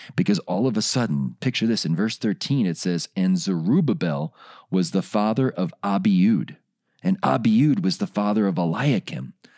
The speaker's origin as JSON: {"language": "English", "town": "Chicago", "region": "Illinois", "country": "United States", "said": "I'm from Chicago, and I was a big Chicago Bulls basketball fan"}